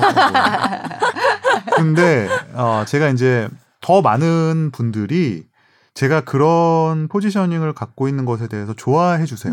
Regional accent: South Korea; moved away as an adult; also born or lived in United States; 한국에서 온 그냥 유학생일 뿐이더라는

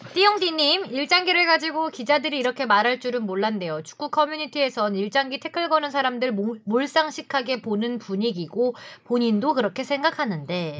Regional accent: Seoul, South Korea; 전 서울에서 태어났고요

